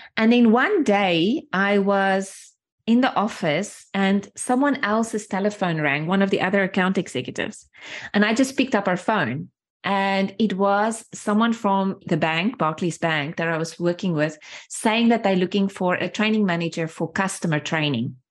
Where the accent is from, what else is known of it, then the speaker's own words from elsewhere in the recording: small town outside of Johannesburg, Gauteng, South Africa; first language Afrikaans; English is a second language; moved away as an adult; from where I grew up in a small, small town, really small town outside of Johannesburg, grew up in apartheid times